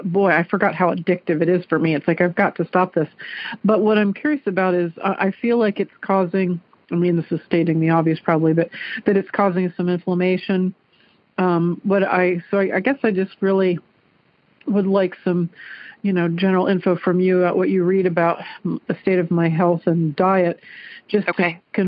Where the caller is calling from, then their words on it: Clarksville, Ohio, United States; I am calling from Clarksville, Ohio.